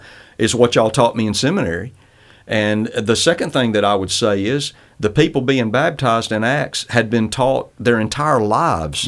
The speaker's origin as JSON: {"language": "English", "region": "Northwest Alabama", "country": "United States", "tie": "born or raised there", "said": "I grew up in Northwest Alabama"}